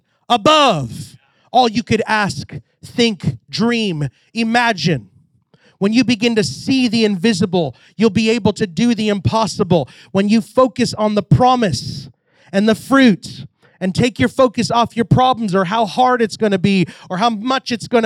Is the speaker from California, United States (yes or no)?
no; Texas, United States; I'm from Texas